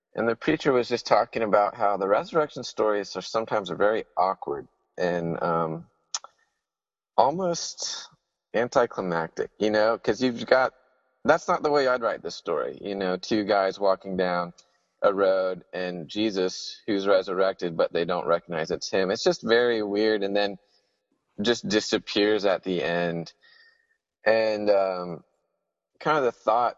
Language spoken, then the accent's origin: English; Huntsville, Alabama, United States; moved away as an adult; now in Sewanee, United States; I'm from Huntsville, Alabama